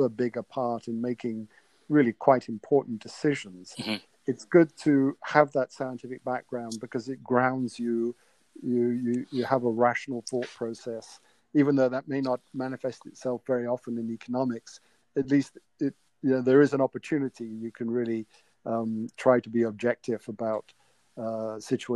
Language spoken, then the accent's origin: English; England, United Kingdom; moved away; growing up in England when I did in the 60s